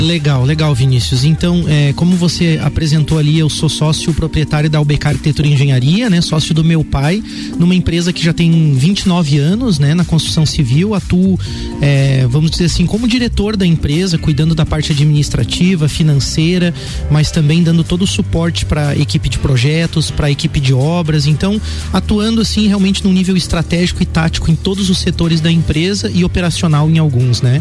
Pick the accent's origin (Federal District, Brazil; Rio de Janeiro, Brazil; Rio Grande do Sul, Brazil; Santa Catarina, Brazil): Santa Catarina, Brazil; Lages; also born or lived in Curitiba; Eu sou natural de Lages mesmo. É, apesar de que nasci aqui e meus pais retornaram a Curitiba, então bem pequeno, vivi a minha primeira infância, né, uhum. naquela cidade. Quando retornei a Lages, então, é, pequeno ainda